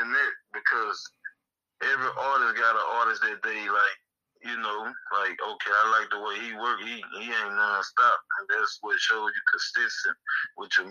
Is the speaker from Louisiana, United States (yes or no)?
yes; Monroe, Louisiana, United States; born and raised in Monroe, Louisiana